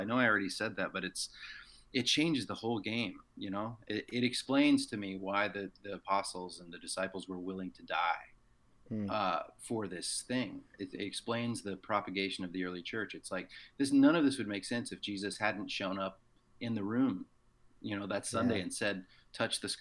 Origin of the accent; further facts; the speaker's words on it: the American South, United States; pastor's kid growing up in the American South